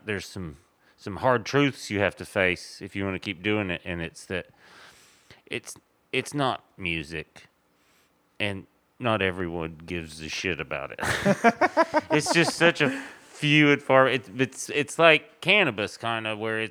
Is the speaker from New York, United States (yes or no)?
no; Tennessee, United States; moved away; I'm from Tennessee